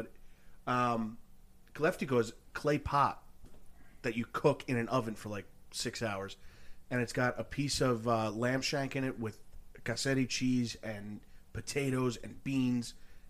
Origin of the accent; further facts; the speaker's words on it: Greece; Yeah, I'm from Greek. The mountains.